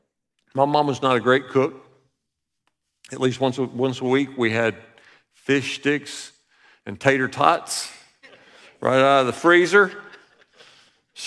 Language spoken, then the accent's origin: English; Alabama, United States; We grew up in Alabama